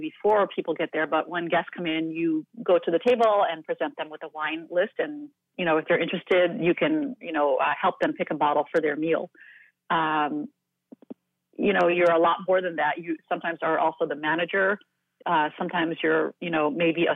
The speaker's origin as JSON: {"language": "English", "region": "East Coast", "country": "United States", "tie": "born or raised there", "moved": "yes", "lives_now": "California, United States", "said": "I live in California. I was raised on the East Coast"}